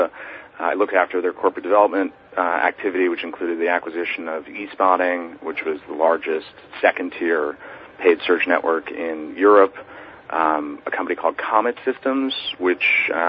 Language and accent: English; New York City, New York, United States; I was born and raised in New York City. I grew up here